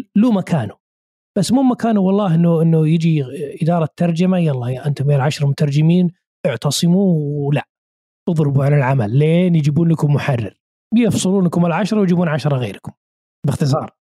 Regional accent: Saudi Arabia; عندنا في السعوديه

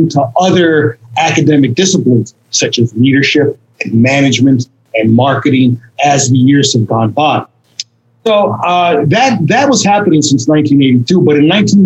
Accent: Scranton, Pennsylvania, United States; moved away as an adult; now in Costa Rica; I'm from the Scranton Wilkes-Barre area, the northeast part of Pennsylvania.

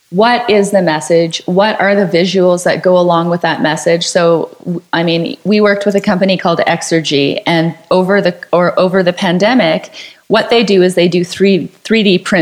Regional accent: Canada; I mean, especially being Canadian, we're very polite

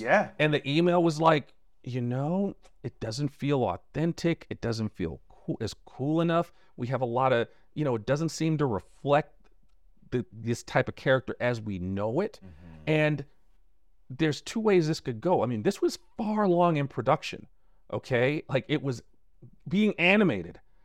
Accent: New York City, New York, United States; one thing I noticed about growing up in Brooklyn is we didn't even want to leave our block.

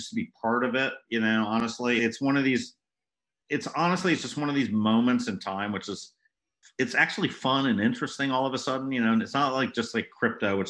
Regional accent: France; moved away; I grew up in France

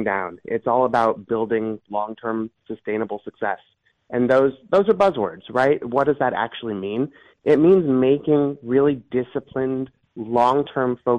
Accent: Cleveland, Ohio, United States; I grew up in Cleveland in the mid-90s

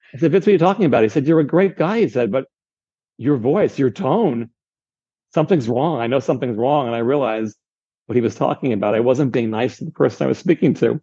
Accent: San Diego, California, United States; moved away; I'm from San Diego, so I have friends and relatives in San Diego

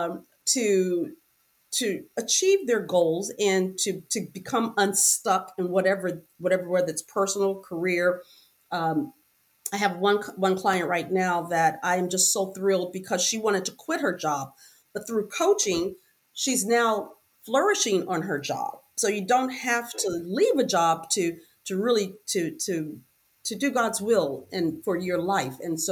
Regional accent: Miami, Florida, United States; We grew up in Liberty City area with drugs, prostitution. But at 10, I was adopted, and my adopted family took me out of Liberty City.

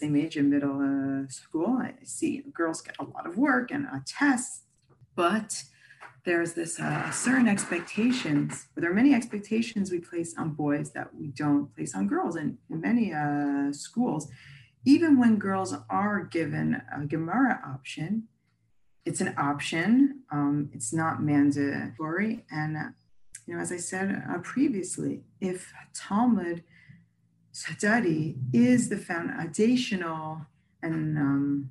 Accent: United States; now in Israel; I'm American originally

